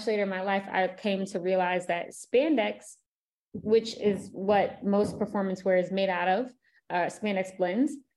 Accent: Philadelphia, Pennsylvania, United States; I'm from Philadelphia, working class neighborhood

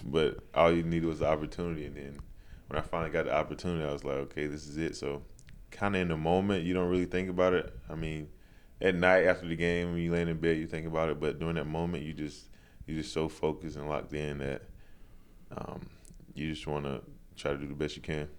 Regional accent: Charlotte, North Carolina, United States; Charlotte, North Carolina

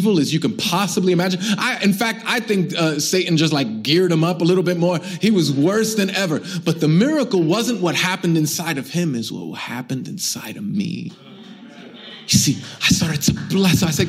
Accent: New York City, New York, United States; I'm born and raised in Brooklyn. I'm Puerto Rican. It wasn't as nice like this when I grew up here

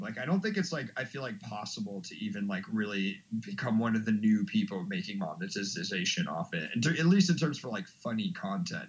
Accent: Washington, District of Columbia, United States; moved away as an adult; now in Chicago, United States; I grew up in Washington D.C. originally. I've been in Chicago for like four years.

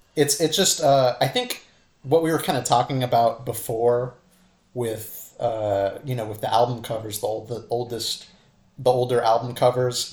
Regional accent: Santa Cruz, California, United States; Santa Cruz, California, my hometown

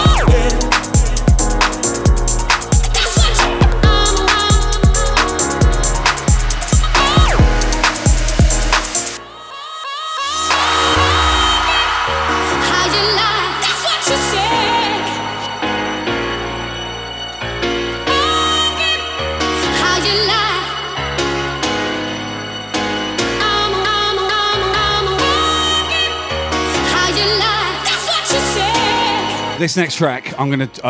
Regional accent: Southampton, South East England, United Kingdom; moved away as an adult; also born or lived in Melbourne, Australia; now in Brisbane, Australia; born and bred in Southampton, and I stayed in the UK until I was 40 years of age

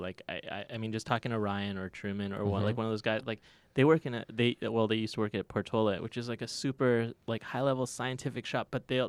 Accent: Toronto, Ontario, Canada; I am from Toronto.

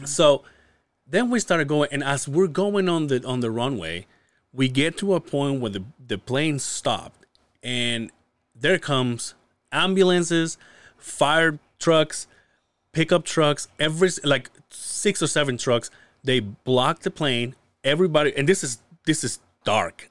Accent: Mérida, Yucatán, Mexico; now in Utah, United States; "Mérida, Yucatán," which is where I'm from

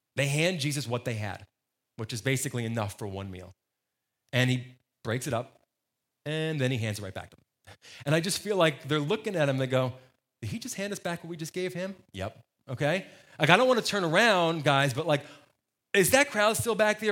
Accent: New Jersey, United States; moved away; I grew up in New Jersey

